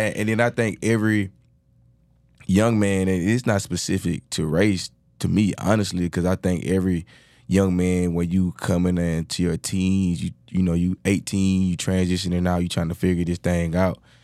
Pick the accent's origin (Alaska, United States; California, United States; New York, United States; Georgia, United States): Georgia, United States; accent: thick Georgia accent; moved away as an adult; now in Houston, United States; I'm from Georgia